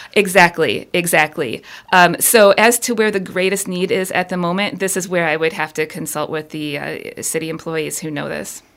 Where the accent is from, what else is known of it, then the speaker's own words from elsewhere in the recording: Ann Arbor, Michigan, United States; moved away as an adult; also born or lived in East Coast; now in Houghton, United States; I was born and raised downstate in the Ann Arbor area